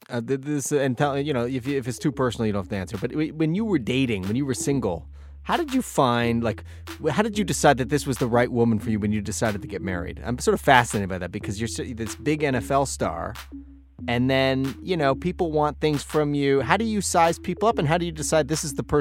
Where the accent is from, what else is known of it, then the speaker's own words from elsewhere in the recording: Canada; I'm a Canadian, and I didn't understand what the positions were